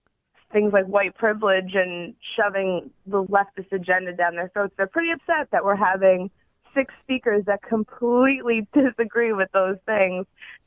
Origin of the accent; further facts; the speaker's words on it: Long Island, New York, United States; moved away as an adult; now in Albany, United States; I'm from Long Island, New York. I'm from Suffolk County, but I go to college at Siena College in Albany, New York.